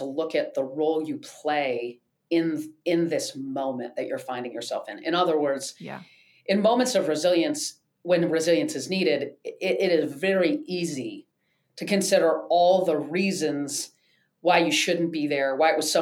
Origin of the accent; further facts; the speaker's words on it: East Lansing, Michigan, United States; growing up in Michigan